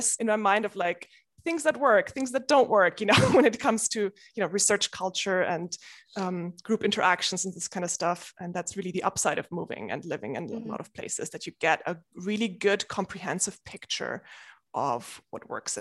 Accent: Munich, Bavaria, Germany; moved away as an adult; also born or lived in Switzerland; now in United Kingdom; I started in Germany. I was born in Munich

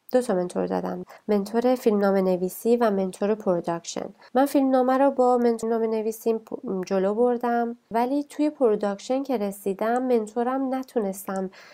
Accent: Iran; moved away as an adult; also born or lived in North Vancouver, Canada; now in Vancouver, Canada; ما تو ایران بزرگ شدیم

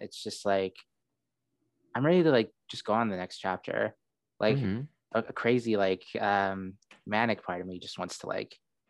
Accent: Saudi Arabia; also born or lived in Seattle, United States; now in United States; I was born in Seattle, But then I went to Saudi Arabia when I was like 4. And then for most of my life, I lived only in Saudi Arabia, moving from different city to city, changing schools.

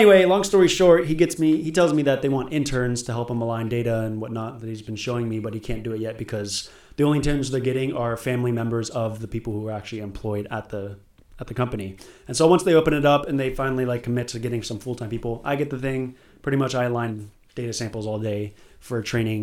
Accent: Lake Forest, California, United States; also born or lived in Irvine, California; Grew up in Lake Forest my whole life

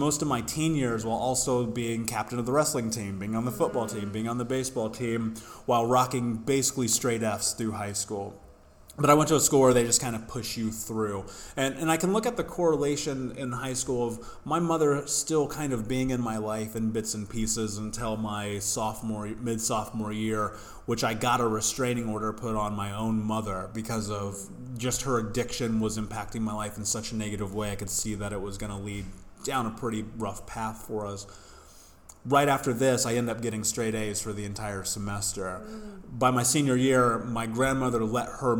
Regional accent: Indianapolis, Indiana, United States; I grew up in the States in Indianapolis

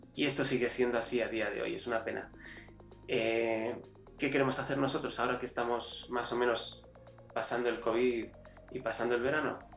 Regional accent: Spain; also born or lived in Chile; yo, eh, como todo español, eh, aquí, aquí no nos educan para emprender

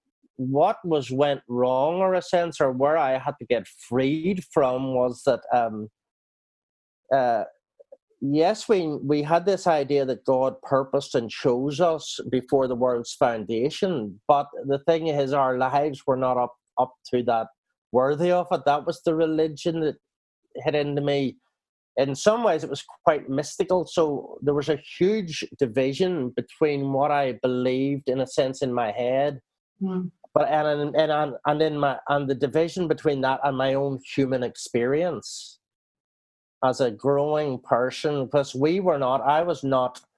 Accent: Northern Ireland, United Kingdom; now in New Zealand; I was brought up in Northern Ireland

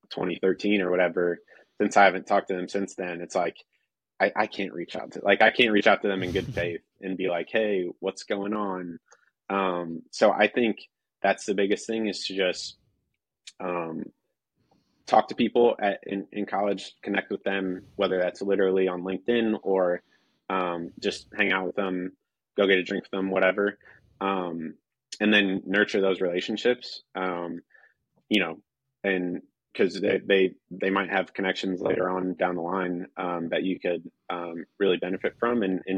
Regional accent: Northeast Indiana, United States; I'm from Northeast Indiana

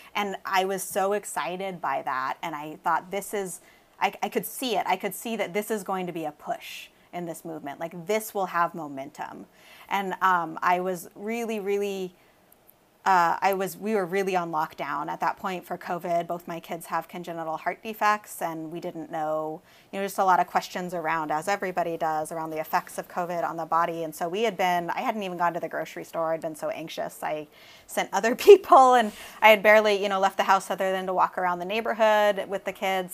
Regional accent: Southern Oregon, United States; I grew up in Southern Oregon

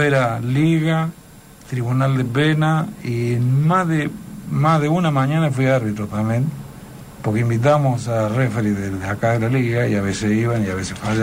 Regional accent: Córdoba, Argentina; soy muy cordobés y además me ha ido muy bien acá

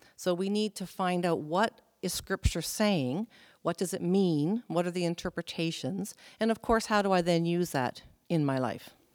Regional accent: Prince Edward Island, Canada; moved away as an adult; also born or lived in New Brunswick / Alberta / British Columbia; I was born in New Brunswick. We moved to Prince Edward Island when I was 10.

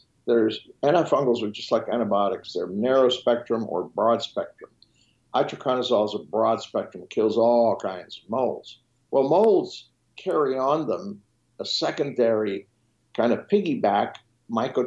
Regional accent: Switzerland; first language French; English is a second language; moved away; I was educated in Switzerland, so my first language is French

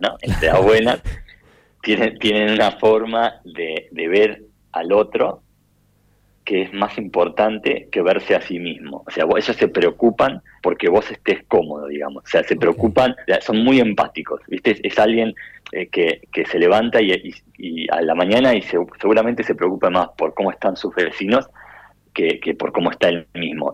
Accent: Necochea, Buenos Aires Province, Argentina; moved away; yo soy de Necochea

